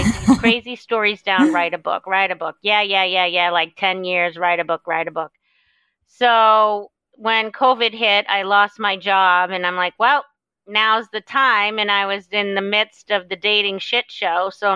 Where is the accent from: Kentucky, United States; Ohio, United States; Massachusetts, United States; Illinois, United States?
Massachusetts, United States; Boston; moved away as an adult; now in Southwest Florida, United States; I'm originally from Massachusetts, but I currently live in Southwest Florida on the Gulf